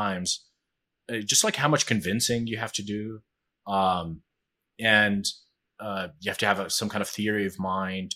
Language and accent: English; Jordan; I am Jordanian. So I grew up in Jordan.